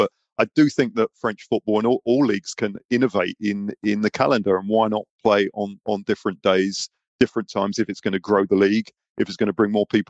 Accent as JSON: {"language": "English", "region": "England", "country": "United Kingdom", "said": "Obviously, we're all English."}